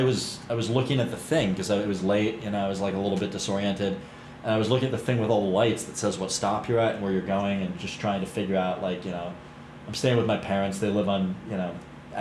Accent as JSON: {"language": "English", "town": "Pittsburgh", "region": "Pennsylvania", "country": "United States", "said": "I'm from Pittsburgh."}